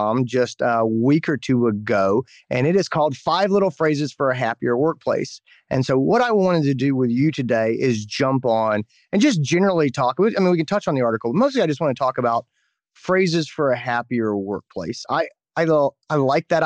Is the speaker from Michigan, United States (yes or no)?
no; North Carolina, United States; I grew up in North Carolina